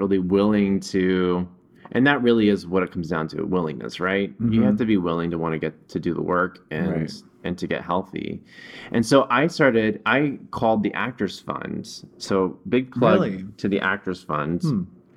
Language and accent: English; the South, United States; moved away; growing up in the South